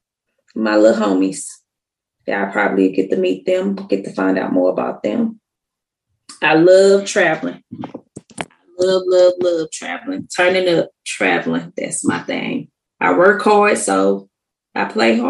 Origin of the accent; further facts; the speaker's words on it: near St. Louis, Illinois, United States; I'm from Illinois, basically like 10 minutes away from the St. Louis area